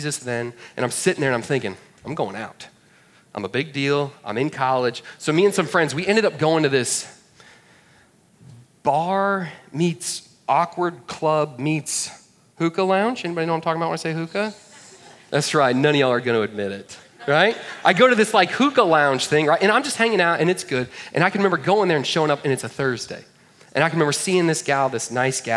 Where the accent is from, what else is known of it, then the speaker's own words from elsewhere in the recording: Woodstock, Georgia, United States; I'm like, it's a town called Woodstock.